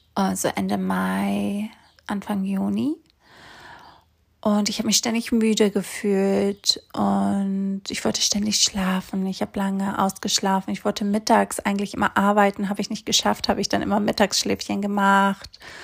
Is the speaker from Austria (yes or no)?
no; Greece; moved away as an adult; also born or lived in Hamburg, Germany; Ich bin nämlich in Griechenland aufgewachsen, auf einer kleinen Insel.